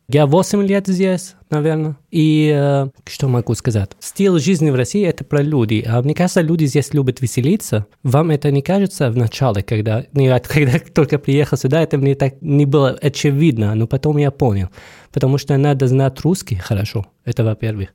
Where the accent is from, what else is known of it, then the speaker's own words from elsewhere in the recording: Syria; Russian is a second language; moved away as an adult; also born or lived in Rostov-on-Don, Russia / Voronezh, Russia; now in Saint Petersburg, Russia; я приехал из Сирии, я уже здесь давно, 8 лет